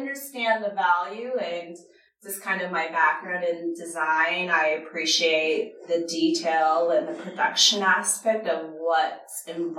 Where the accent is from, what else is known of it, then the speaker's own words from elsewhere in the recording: Portland, Oregon, United States; also born or lived in Japan; So my sister and I were both born in Japan. We traveled a lot. And then we finally made base in Portland, Oregon.